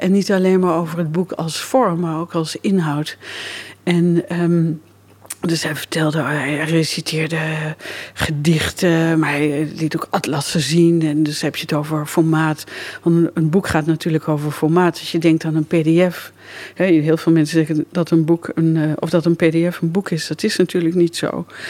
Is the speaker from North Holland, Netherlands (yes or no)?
no; Lochem, Gelderland, Netherlands; ik kom uit Lochem